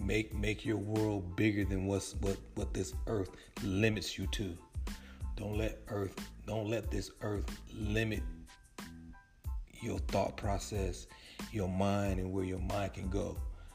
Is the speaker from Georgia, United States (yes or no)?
no; California, United States; I don't see helicopters flying over like I did when I grew up in California.